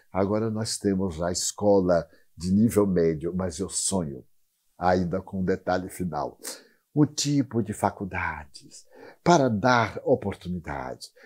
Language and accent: Portuguese; Feira de Santana, Bahia, Brazil; born or raised there; moved away